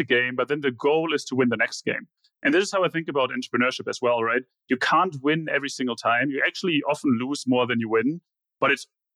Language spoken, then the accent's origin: English; Germany; moved away; growing up in Germany